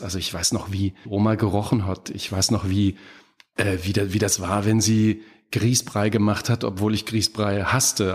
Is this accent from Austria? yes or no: no; Apolda, Thuringia, Germany; moved away; in meiner Heimatstadt Apolda, mitten in Thüringen